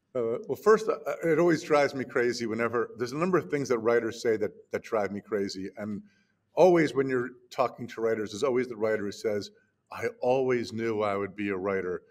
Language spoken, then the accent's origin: English; New Jersey, United States; my hometown in new jersey